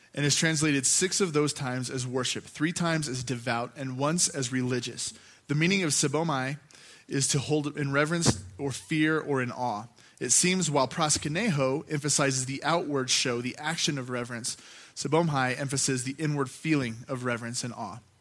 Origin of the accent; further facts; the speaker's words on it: Gunnison, Colorado, United States; I grew up here in Gunnison